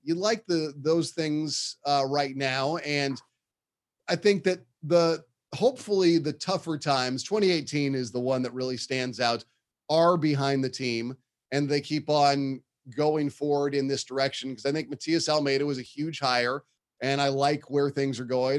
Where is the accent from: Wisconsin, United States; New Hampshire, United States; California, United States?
California, United States; Bay Area; I grew up in the Bay Area. It's, you know, there's a huge Mexican community here